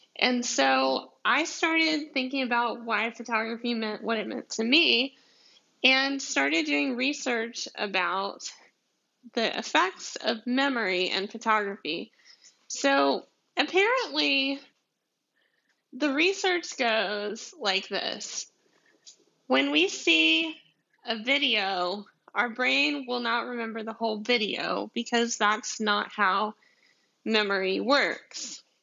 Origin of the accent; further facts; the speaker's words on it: deep south Georgia, United States; accent: southern; my southern accent, which I'm from Georgia, like like deep south Georgia